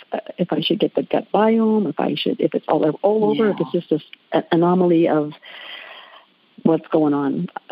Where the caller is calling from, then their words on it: Winnipeg, Manitoba, Canada; Yeah. I'm calling from Winnipeg, Canada